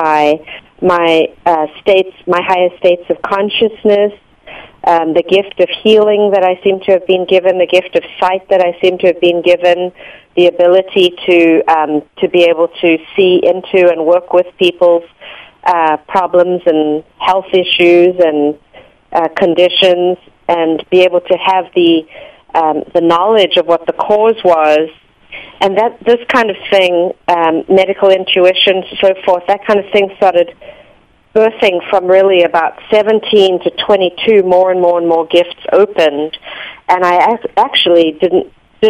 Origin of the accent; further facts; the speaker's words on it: South Africa; moved away; Growing up in South Africa in an apartheid structure